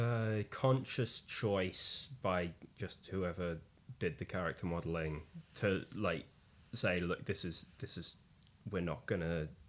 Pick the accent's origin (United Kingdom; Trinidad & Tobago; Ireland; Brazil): United Kingdom; now in London, United Kingdom; And we're British.